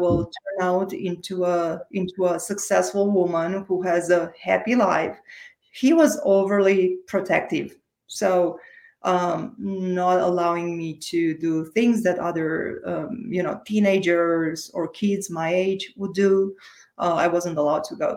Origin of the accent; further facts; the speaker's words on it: Romania; English is a second language; moved away; I was born and raised in Romania, in case you wonder about my accent.